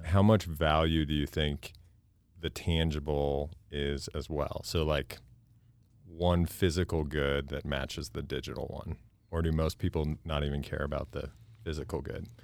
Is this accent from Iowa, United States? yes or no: no; Boise, Idaho, United States; also born or lived in Southern California; I grew up here, raced out of Boise to go to Southern California